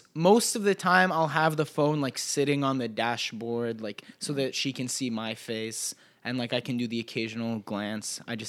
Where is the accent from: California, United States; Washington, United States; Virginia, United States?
Virginia, United States; Fairfax; I grew up in Fairfax, Virginia, which is in Northern Virginia.